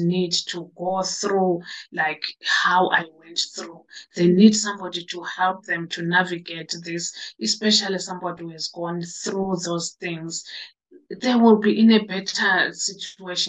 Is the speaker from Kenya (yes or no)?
no; South Africa; moved away as an adult; now in United Kingdom; I'm from South Africa.